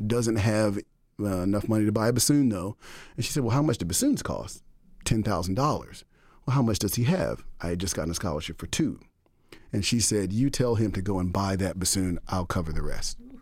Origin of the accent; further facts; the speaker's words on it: Dallas, Texas, United States; moved away as an adult; also born or lived in Denton, Texas / Austin, Texas; now in Boston, United States; born and raised in Dallas, okay, grew up in what most people now would refer to as an underserved community.